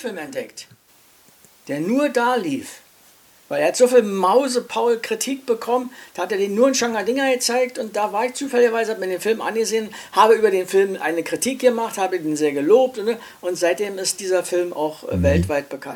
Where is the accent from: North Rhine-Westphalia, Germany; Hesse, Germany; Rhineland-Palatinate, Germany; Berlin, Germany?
Berlin, Germany; Ich bin geboren in Charlottenburg, ich lebe in Charlottenburg und hier befriede ich meinen Alltag